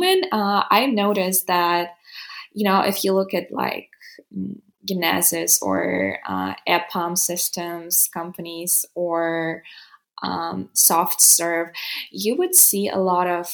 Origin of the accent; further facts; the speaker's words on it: Western Ukraine, Ukraine; first language Ukrainian; English is a second language; now in Kyiv, Ukraine; Ukrainian is my native language, obviously, because, you know, I was raised in the West part.